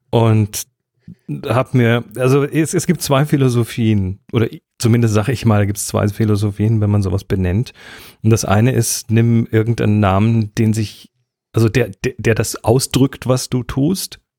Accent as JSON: {"language": "German", "town": "Horb am Neckar", "region": "Baden-Württemberg", "country": "Germany", "tie": "born or raised there", "said": "wurde geboren in Horb am Neckar. In Horb am Neckar. 1969."}